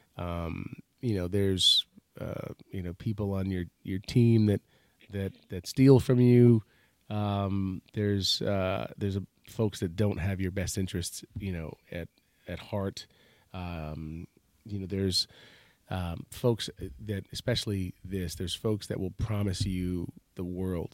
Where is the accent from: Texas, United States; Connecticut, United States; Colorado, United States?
Connecticut, United States; Stratford; I grew up in Stratford, Connecticut